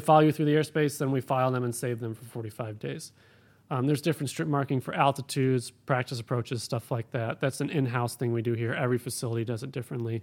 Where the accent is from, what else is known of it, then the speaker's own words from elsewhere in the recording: Cleveland, Ohio, United States; also born or lived in Florida; now in Bakersfield, United States; I grew up in Cleveland, went to school in Florida